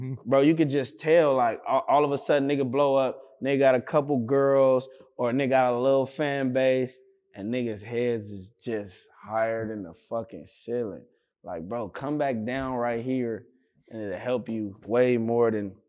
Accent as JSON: {"language": "English", "town": "Compton", "region": "California", "country": "United States", "tie": "born or raised there", "said": "Cause like I'm from Compton. I live in Compton my whole life."}